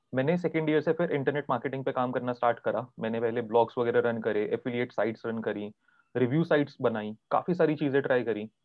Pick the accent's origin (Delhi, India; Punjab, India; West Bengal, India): Delhi, India; मैं दिल्ली से हूँ